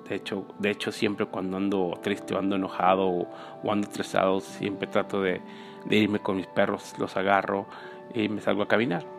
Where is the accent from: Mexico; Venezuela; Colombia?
Mexico; moved away; viví en México, crecí en México